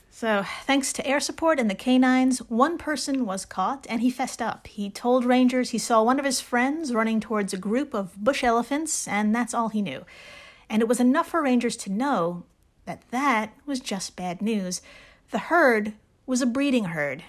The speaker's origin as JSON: {"language": "English", "region": "New York", "country": "United States", "said": "as a New Yorker"}